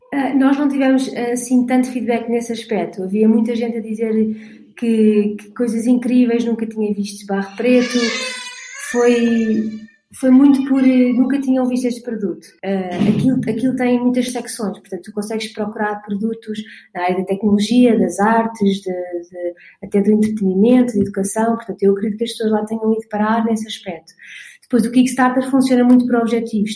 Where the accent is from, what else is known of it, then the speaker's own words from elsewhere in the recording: Portugal; eu sou portuguesa